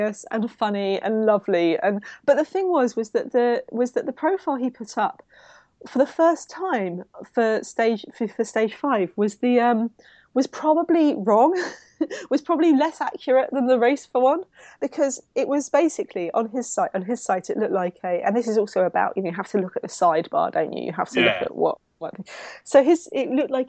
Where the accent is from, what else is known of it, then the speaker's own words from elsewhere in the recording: London, United Kingdom; my Southeast London thing